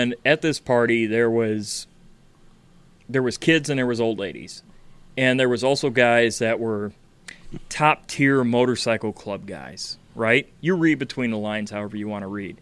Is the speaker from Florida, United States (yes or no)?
no; Chicago, Illinois, United States; I'm from Chicago